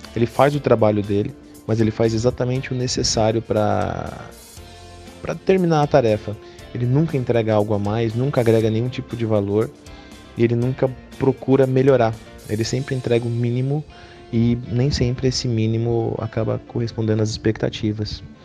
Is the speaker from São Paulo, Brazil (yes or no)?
yes; São Paulo, Brazil; eu sou de São Paulo